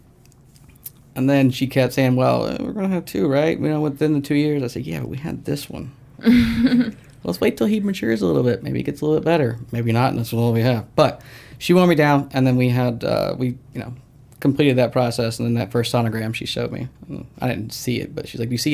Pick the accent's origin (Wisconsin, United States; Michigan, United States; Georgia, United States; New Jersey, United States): Georgia, United States; Snellville; I grew up in Snellville.